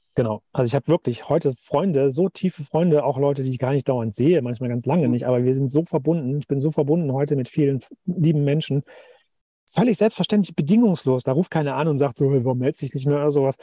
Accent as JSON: {"language": "German", "town": "Cologne", "region": "North Rhine-Westphalia", "country": "Germany", "moved": "yes", "said": "meine Eltern wohnen noch, äh, in Köln, wo ich herkomme"}